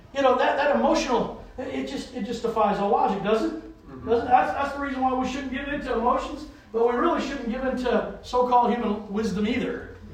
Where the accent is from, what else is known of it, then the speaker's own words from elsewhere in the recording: the South, United States; now in New England, United States; I grew up in the South